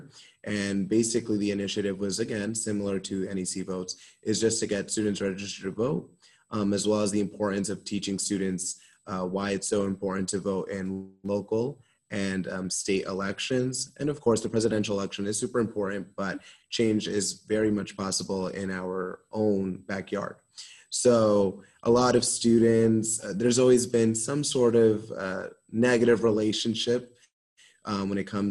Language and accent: English; Norwalk, Connecticut, United States; I'm from Norwalk, Connecticut, so not too far away from here